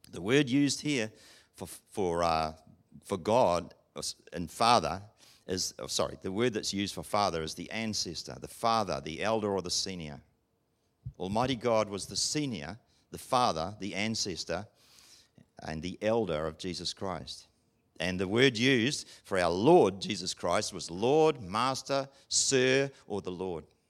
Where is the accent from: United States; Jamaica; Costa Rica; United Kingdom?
United Kingdom; England; I'm English